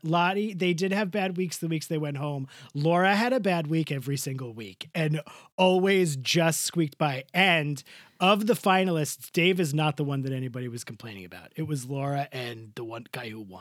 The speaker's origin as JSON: {"language": "English", "town": "Rockaway Beach", "region": "New York", "country": "United States", "tie": "born or raised there", "said": "my hometown, Rockaway Beach"}